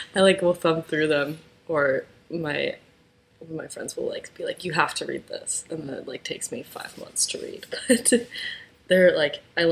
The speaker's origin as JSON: {"language": "English", "region": "Midwest", "country": "United States", "tie": "born or raised there", "also_born_or_lived": "East Coast", "moved": "yes", "said": "I grew up in the Midwest, moved to East Coast"}